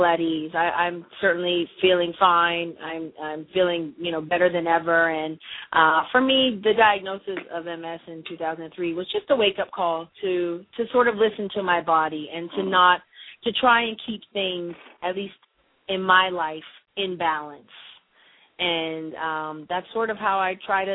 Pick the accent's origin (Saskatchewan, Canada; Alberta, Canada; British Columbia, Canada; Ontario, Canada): Ontario, Canada; Windsor; moved away; also born or lived in Detroit; I'm from Windsor, Ontario, Canada.